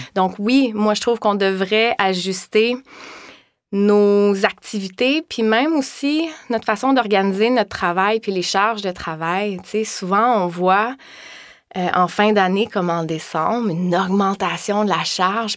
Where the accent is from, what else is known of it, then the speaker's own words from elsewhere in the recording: Val-Morin, Quebec, Canada; moved away as an adult; also born or lived in Laval; now in Montreal, Canada; moi, je viens de Valmorin.